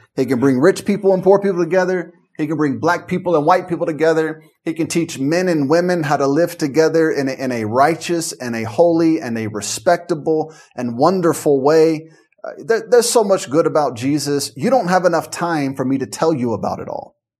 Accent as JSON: {"language": "English", "town": "Memphis", "region": "Tennessee", "country": "United States", "tie": "born or raised there", "said": "growing up in Memphis and the surrounding area"}